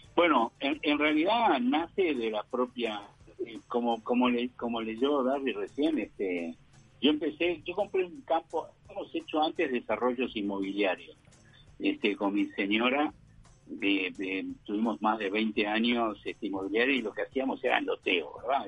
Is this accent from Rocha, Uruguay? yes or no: no; Montevideo, Uruguay; moved away as an adult; now in Neuquén, Argentina; Soy uruguayo, viví en, Carrasco, en Montevideo, hasta los 20, 21 años cuando vine aquí a la Argentina